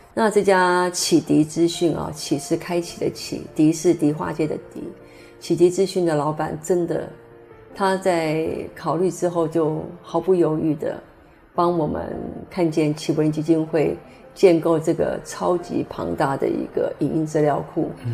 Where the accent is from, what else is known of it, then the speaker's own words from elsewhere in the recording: Taiwan; 是我们台湾人的骄傲